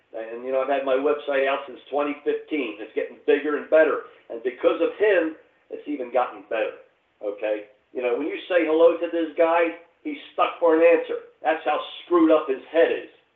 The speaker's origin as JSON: {"language": "English", "town": "Philadelphia", "region": "Pennsylvania", "country": "United States", "tie": "born or raised there", "said": "my hometown of Philadelphia"}